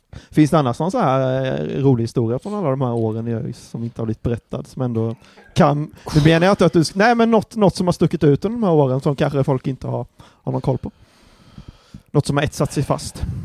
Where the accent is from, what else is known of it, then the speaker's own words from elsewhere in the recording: Anderstorp, Jönköping County, Sweden; det är ju mina hoods liksom, det är typ där jag kommer ifrån